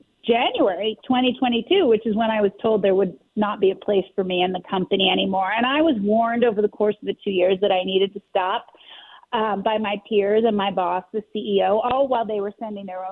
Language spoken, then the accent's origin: English; Philadelphia, Pennsylvania, United States; also born or lived in South Jersey; I was born in Philly, actually. I would consider myself Philly bred.